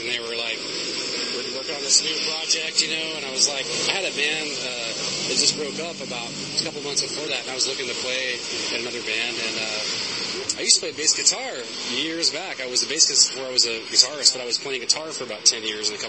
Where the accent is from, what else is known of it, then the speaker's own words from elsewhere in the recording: Austin, Texas, United States; We are from Texas.